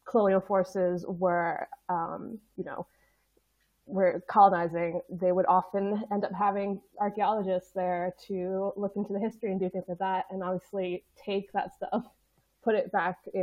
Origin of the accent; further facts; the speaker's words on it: United States; moved away as an adult; now in United Kingdom; me being an American